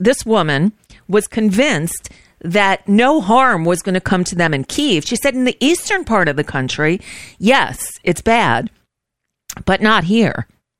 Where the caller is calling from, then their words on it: United States; I'm calling from the United States, and we're kind of worried about you guys over there.